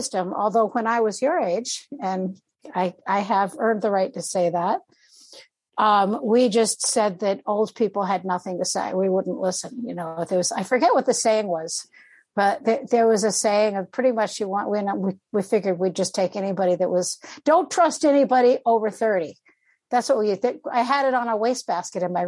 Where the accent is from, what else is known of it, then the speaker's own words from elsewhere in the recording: Wayland, Massachusetts, United States; moved away as an adult; also born or lived in Bremerhaven, Germany; now in Tennessee, United States; So I grew up in Eastern Mass, just outside of Boston, in Wayland, Mass